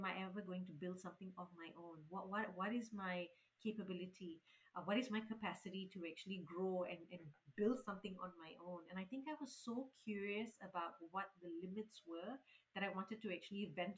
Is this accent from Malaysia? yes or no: yes; Malaysia; When we moved here from Malaysia, my parents had it really, really tough.